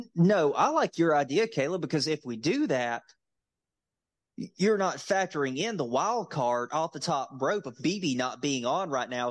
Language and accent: English; Tampa, Florida, United States; born or raised there